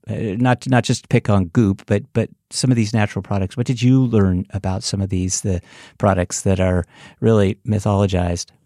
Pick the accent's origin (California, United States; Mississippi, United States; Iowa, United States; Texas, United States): California, United States; San Francisco; moved away; I'm originally from San Francisco